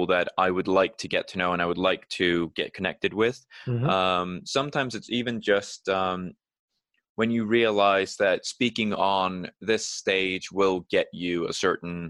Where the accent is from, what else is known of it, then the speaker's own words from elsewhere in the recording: Iceland; moved away as an adult; now in United Kingdom; when I moved away from Iceland, I knew that everything that I'd worked to build up there in terms of connections within the art community, that wouldn't be done overnight in a new country.